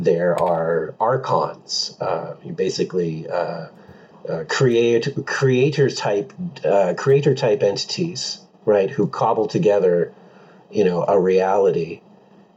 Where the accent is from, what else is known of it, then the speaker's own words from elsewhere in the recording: Pacific Northwest, United States; I grew up here in the Pacific Northwest